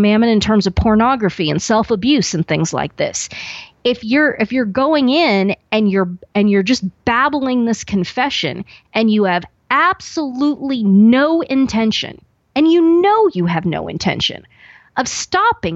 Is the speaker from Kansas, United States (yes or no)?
yes; Western Kansas, United States; growing up in the Bible Belt and, you know, out in Western Kansas